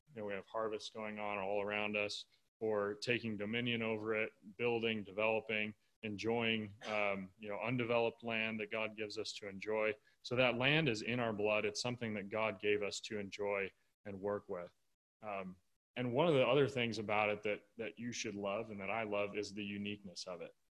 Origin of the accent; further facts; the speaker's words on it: Michigan, United States; moved away; I grew up in Michigan